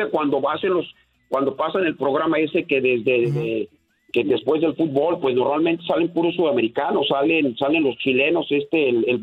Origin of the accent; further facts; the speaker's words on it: Mexico; now in United States; nosotros somos el mercado de, cada 10 latinos, pues tranquilamente 8 somos mexicanos.